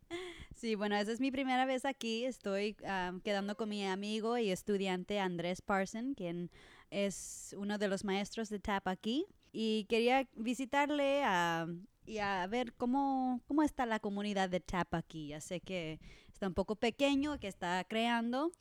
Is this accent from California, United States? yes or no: yes; Los Angeles, California, United States; eso es de donde soy, de Los Ángeles